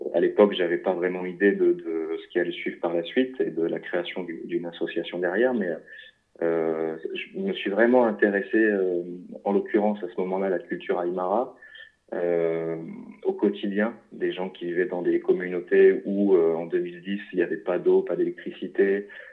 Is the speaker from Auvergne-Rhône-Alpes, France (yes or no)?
no; Lille, Hauts-de-France, France; je suis originaire du nord de la France, de Lille